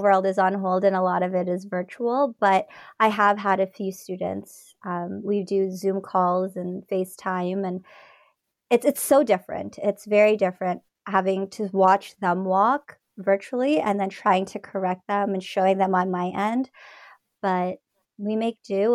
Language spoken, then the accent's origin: English; Toronto, Ontario, Canada; also born or lived in Scarborough / Mississauga; I was born in Scarborough, raised in Ontario, Toronto, Mississauga